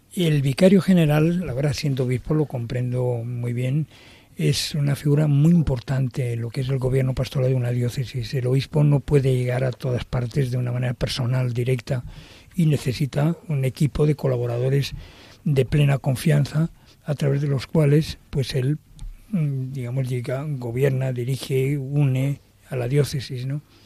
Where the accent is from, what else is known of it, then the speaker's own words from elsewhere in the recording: Madrid, Community of Madrid, Spain; el lugar donde yo nací, que nací en la Ronda de Atocha